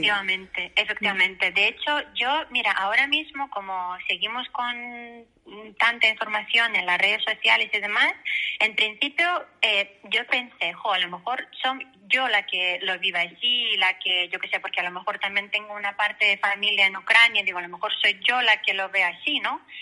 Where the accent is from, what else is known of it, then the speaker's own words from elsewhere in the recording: Belarus; Spanish is a second language; moved away as an adult; also born or lived in Poland / Valencia, Spain; now in Spain; yo nací en la Unión Soviética cuando todavía existía. El país Mm, donde yo nací, que es ahora mismo República de Bielorrusia